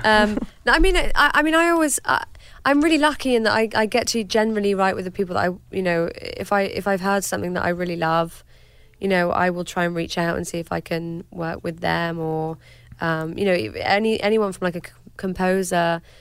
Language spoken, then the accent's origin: English; United Kingdom; I'm British